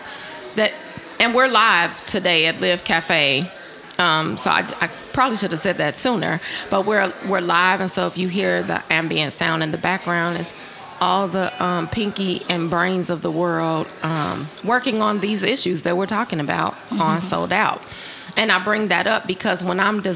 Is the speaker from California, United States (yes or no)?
no; Chicago, Illinois, United States; I'm from Chicago